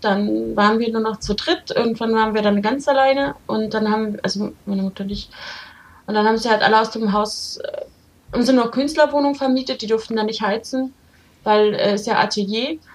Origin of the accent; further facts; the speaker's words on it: Berlin, Germany; ich komme ja tatsächlich aus Prenzlauer Berg. Also ich bin ja da aufgewachsen